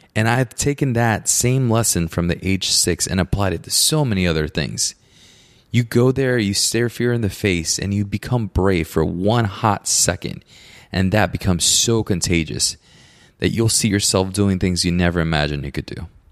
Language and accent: English; Puerto Rico; I grew up in Puerto Rico, so my neighbors are my uncle